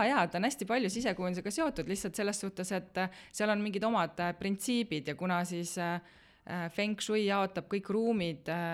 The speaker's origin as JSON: {"language": "Estonian", "town": "Tallinn", "region": "Harju County", "country": "Estonia", "tie": "born or raised there", "also_born_or_lived": "Italy", "moved": "yes", "said": "ma olen jah, põline Tallinna inimene"}